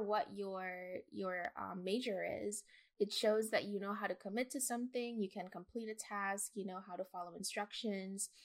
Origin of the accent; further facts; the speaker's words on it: Jamaica; now in United States; as a Jamaican immigrant